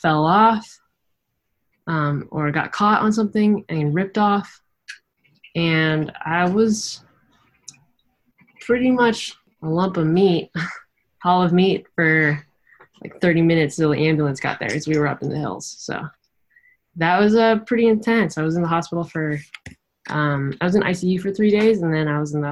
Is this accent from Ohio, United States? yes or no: no; Santa Barbara, California, United States; Santa Barbara, which is my hometown